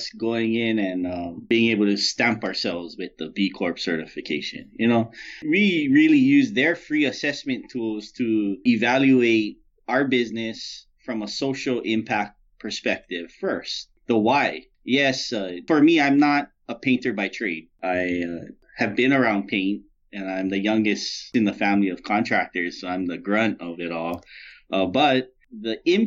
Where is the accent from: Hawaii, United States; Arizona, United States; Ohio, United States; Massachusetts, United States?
Hawaii, United States; moved away; I'm from Hawaii, so, you know, we're pretty easygoing